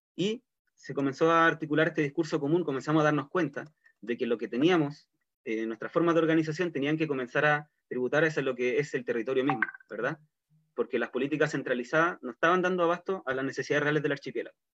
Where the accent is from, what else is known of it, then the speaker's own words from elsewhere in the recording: Chiloé, Los Lagos, Chile; queremos seguir siendo chilotes y chilotas